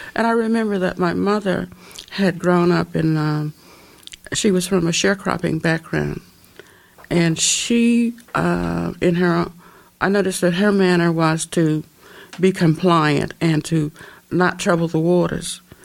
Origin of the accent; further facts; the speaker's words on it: Little Rock, Arkansas, United States; moved away as an adult; I uh, lived in Little Rock until I was 17